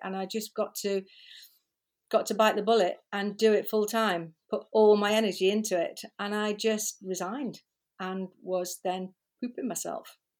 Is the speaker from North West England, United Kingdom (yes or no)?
yes; Liverpool, North West England, United Kingdom; moved away; I was born in Liverpool, uh, many years ago, and, um, went to school there, worked there